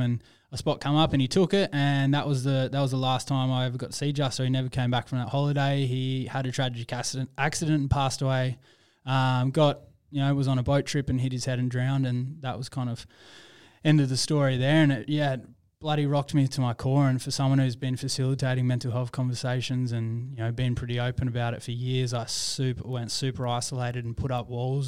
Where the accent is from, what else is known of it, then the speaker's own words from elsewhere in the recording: Perth, Western Australia, Australia; I was born and raised in Perth